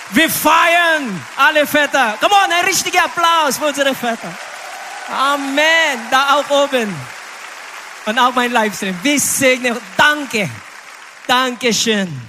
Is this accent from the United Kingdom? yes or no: no; Philippines; German is a second language; Candy war eine Straßenkind auf den Philippinen. Leider in meiner Heimat es gibt Straßenleute und Straßenkinder.